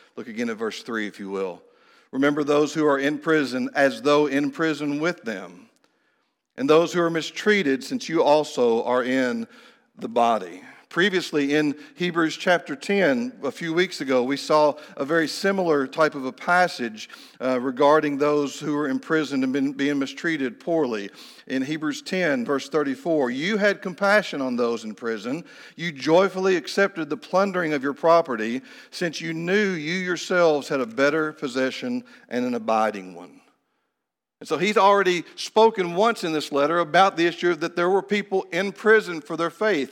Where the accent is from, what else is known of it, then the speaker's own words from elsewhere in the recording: Kentucky, United States; moved away as an adult; also born or lived in Phoenix / Honduras; I had come back to the state of Kentucky, to my hometown